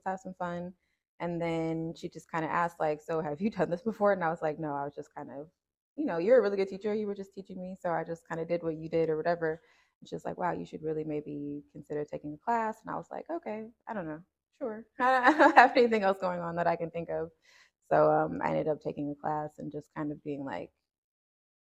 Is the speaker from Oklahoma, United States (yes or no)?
no; Cincinnati, Ohio, United States; also born or lived in Decatur, Georgia; I was born here in Cincinnati, and I was raised between like here and Decatur, Georgia. So I kind of like to say I'm from like Cincinnati